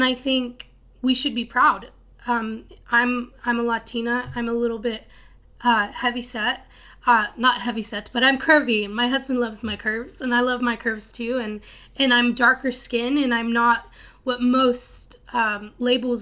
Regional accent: Texas Panhandle, United States; moved away; I'm from Texas, from this little city in the middle of nowhere. It's called the Panhandle

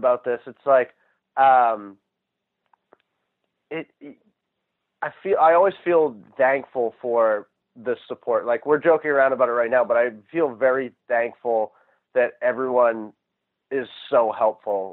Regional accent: Maine, United States; I grew up in Maine

